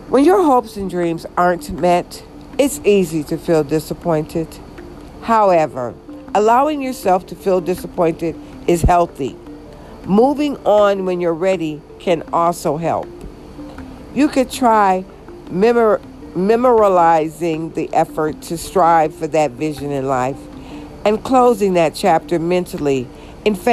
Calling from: Georgia, United States; And I'm actually recording from Georgia, the state of Georgia.

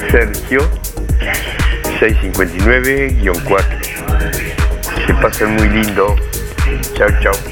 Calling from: Colonia del Sacramento, Colonia, Uruguay; de Uruguay de Colonia de Sacramento 572-3.

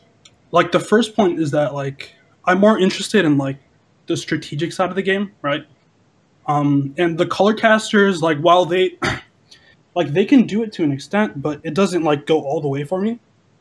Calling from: Chicago, Illinois, United States; I'm calling from Chicago.

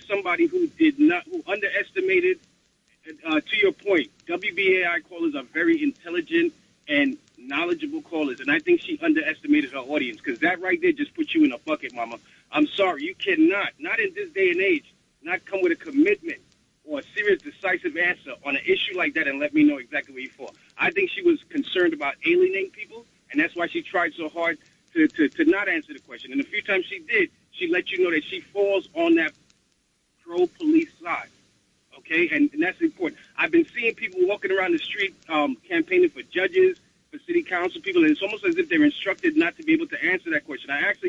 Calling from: New York City, New York, United States; I'm calling from the Bronx

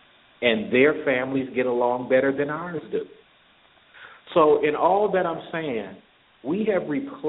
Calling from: Atlanta, Georgia, United States; calling from Atlanta.

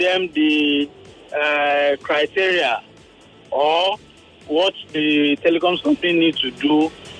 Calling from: Atoni, Lagos, Nigeria; I'm calling from Atoni.

